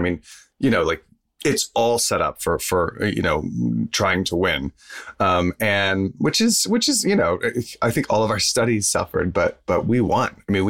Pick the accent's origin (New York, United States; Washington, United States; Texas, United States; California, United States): Texas, United States; I'm from Texas.